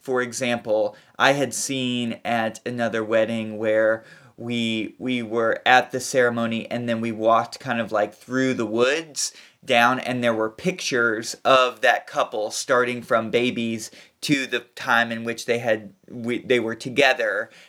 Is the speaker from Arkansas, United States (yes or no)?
no; Kentucky, United States; moved away; I'm from Kentucky, and we live on a little p, piece of land, it's about twenty-five acres